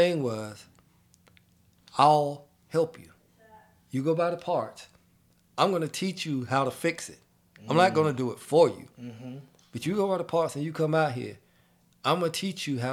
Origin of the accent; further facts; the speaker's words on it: Shelby, North Carolina, United States; moved away; I grew up in Shelby, North Carolina